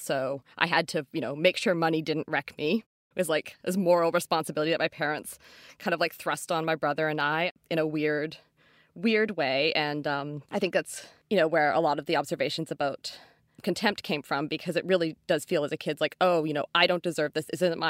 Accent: North Vancouver, British Columbia, Canada; Oh, I always knew. Like, I grew up in North Van, and I was at a public elementary school in a very like gentrifying neighborhood.

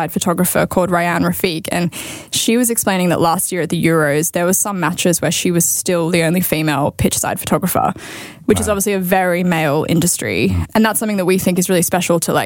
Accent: Australia; now in United Kingdom; I'm Australian

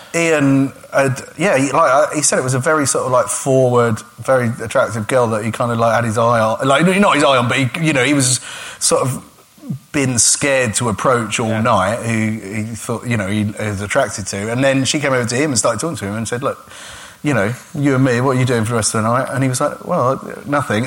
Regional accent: Gravesend, South East England, United Kingdom; I grew up in a town called Gravesend, which is a river town, and it's quite deprived

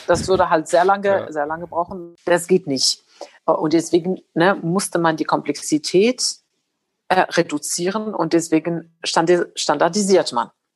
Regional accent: Morocco; now in Germany; da wo ich aufgewachsen bin, es war egal, ob man Frau oder Mann ist, man studiert Mathematik und man wird Ingenieur. Also in Marokko wird das echt nicht unterschieden

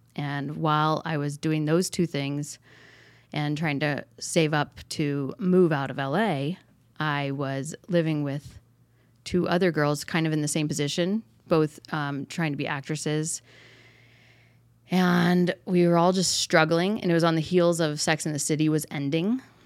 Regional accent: Traverse City, Michigan, United States; now in Encino, United States; I'm from Northern Michigan, a place called Traverse City

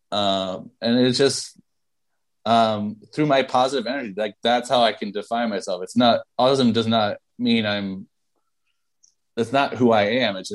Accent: New York City, New York, United States; And, and I'm from New York City. Like you think you're strange? Like you should

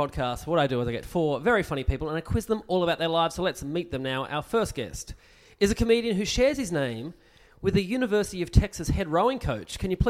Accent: Tasmania, Australia; I'm from Tasmania, and … comedian.

